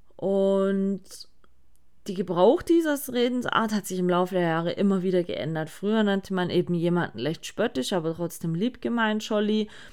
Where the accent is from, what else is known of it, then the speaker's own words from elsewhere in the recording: Sigmaringen, Baden-Württemberg, Germany; hier bei uns in Sigmaring